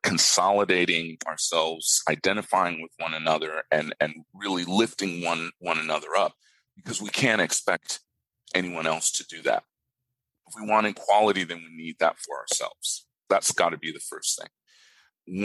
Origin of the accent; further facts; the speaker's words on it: Japan; now in Australia; I grew up in Japan.